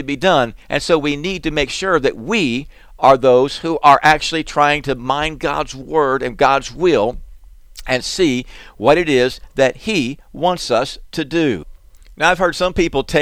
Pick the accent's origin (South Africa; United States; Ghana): United States; South Florida; we grew up in South Florida